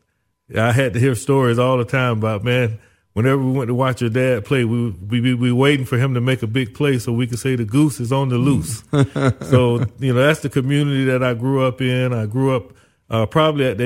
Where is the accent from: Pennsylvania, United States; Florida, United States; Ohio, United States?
Florida, United States; Zellwood; moved away as an adult; also born or lived in Orlando, Florida / Tallahassee, Florida / Miami, Florida; my parents lived in a little small town called Zellwood. Very few people there. It was a community that was a migrant community known for farming. One of the things that Zellwood, Florida, was famous for was corn